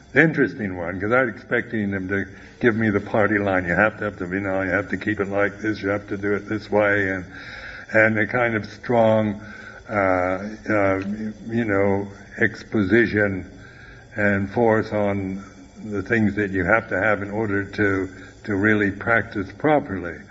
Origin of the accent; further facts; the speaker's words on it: United States; moved away; also born or lived in Thailand; I'm an American